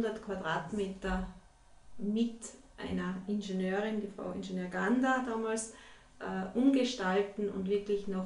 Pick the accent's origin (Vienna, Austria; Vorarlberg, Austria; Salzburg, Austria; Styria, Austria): Salzburg, Austria; Ja, also ich bin äh